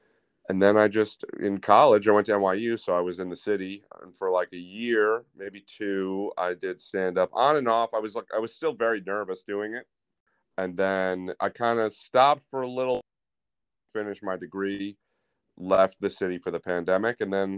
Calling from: New York City, New York, United States; New York City, Murray Hill.

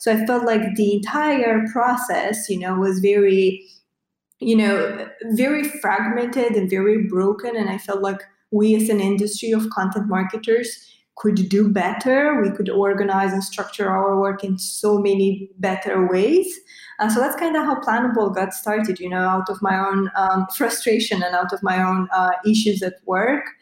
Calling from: Bucharest, Romania; Yeah, so calling from uh, Eastern Europe, Bucharest more specifically. So I bet uh, this is your uh, first uh, podcast with someone from, from Romania, from Eastern Europe.

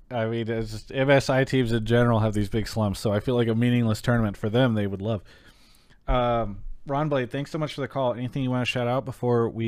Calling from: São Paulo, Brazil; I'm calling from Sao Paulo, Brazil.

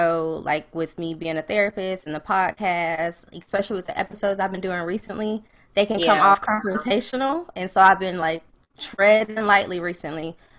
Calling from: Durham, North Carolina, United States; I'm in Durham, North Carolina.

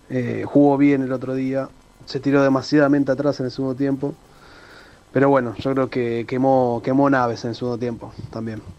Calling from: Buenos Aires, Argentina; de Urquiza.

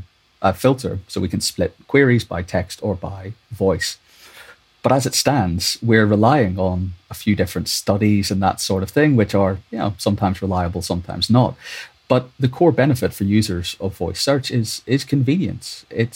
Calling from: London, United Kingdom; In London, yeah.

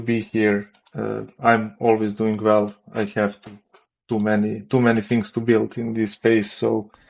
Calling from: Belgrade, Serbia; Actually, Belgrade, Serbia.

